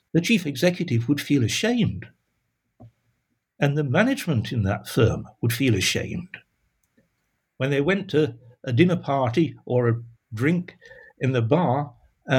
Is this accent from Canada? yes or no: no; Sheffield, Yorkshire and the Humber, United Kingdom; moved away as an adult; I grew up in Sheffield